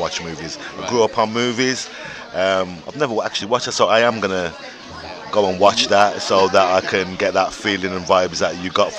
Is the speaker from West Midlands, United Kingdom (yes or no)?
yes; Birmingham, West Midlands, United Kingdom; Listen, you're dissing my hometown, bro.